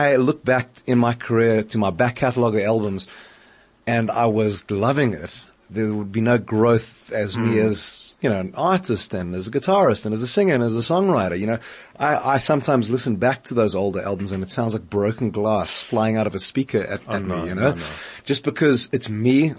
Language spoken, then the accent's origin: English; Johannesburg, Gauteng, South Africa; I grew up in Northcliff in Joburg.